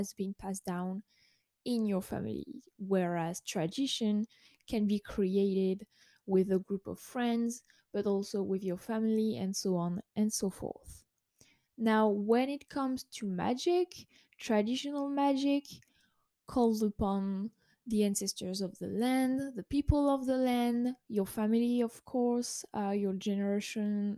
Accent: France; I was born in France

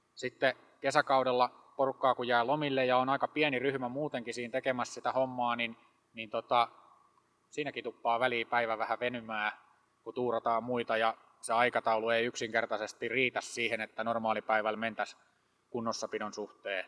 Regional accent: Hollola, Päijät-Häme, Finland; meillä Hollolassa

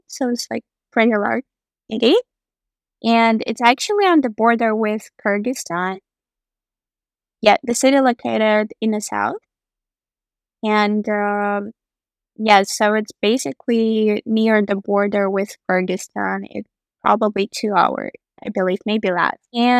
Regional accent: Andijan, Andijan Region, Uzbekistan; born there; English is a second language; I was born in the city called Andijan, which is located about 4 or 5 hours from Tashkent. Tashkent is the capital of Uzbekistan.

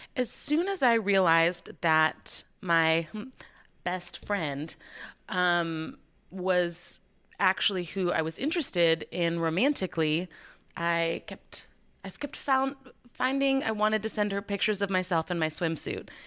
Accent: Chicago, Illinois, United States; moved away as an adult; also born or lived in Waco, Texas; I'm originally from Chicago

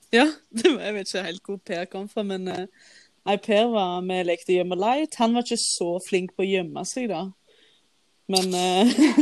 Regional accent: Våge, Norway; moved away; jeg våkna hjemme i Våge, der jeg kommer fra

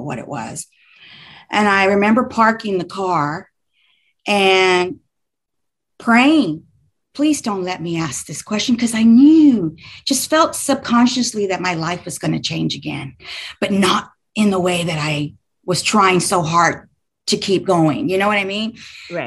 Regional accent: Houston, Texas, United States; moved away as an adult; now in north central Texas, United States; I live in north central Texas, but I was born and raised in Houston, Texas

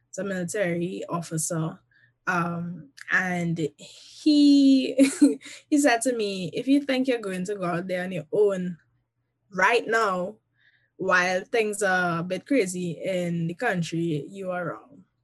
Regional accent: Trinidad & Tobago; now in United States; they know first and foremost that I am a Trinidadian and a Trinidadian at heart.

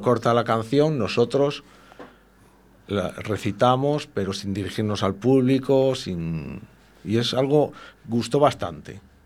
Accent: Spain; como somos castellanos de hombres rudos del invierno

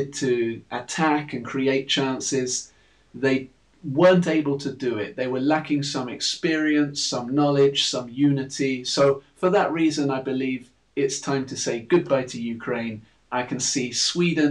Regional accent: England, United Kingdom

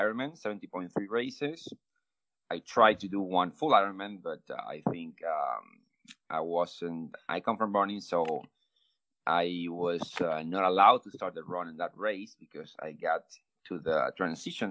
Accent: Venezuela; English is a second language; I'm from Venezuela

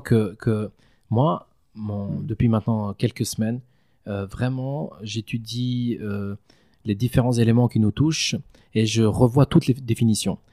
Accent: Valais, Switzerland; j'ai grandi en Valais c'est-à-dire j'ai fait toute ma scolarité ici

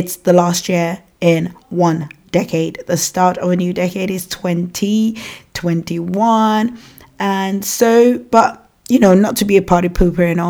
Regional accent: Nigeria; accent: African; moved away as an adult; now in United Kingdom; I have an African accent because I was born and raised in Nigeria, and I came to the United Kingdom when I was 19 years old.

